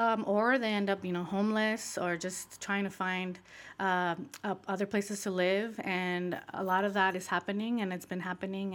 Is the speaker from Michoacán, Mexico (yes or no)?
yes; Michoacán, Mexico; moved away; Michoacan, which is a southern state in, in Mexico, which I also am from, Michoacan